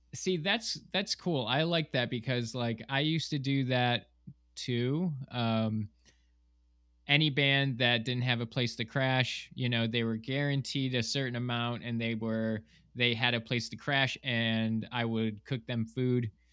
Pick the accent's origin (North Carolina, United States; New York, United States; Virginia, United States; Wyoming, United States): New York, United States; Ashville; moved away as an adult; also born or lived in Miami; I grew up in Western New York in a small town called Asheville